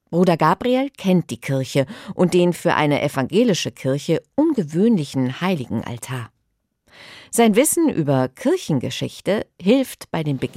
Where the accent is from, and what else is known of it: Kiel, Schleswig-Holstein, Germany